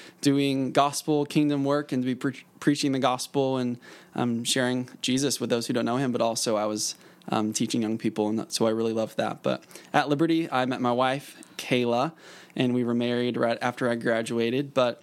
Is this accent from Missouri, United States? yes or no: yes; Springfield, Missouri, United States; I grew up in Springfield, Missouri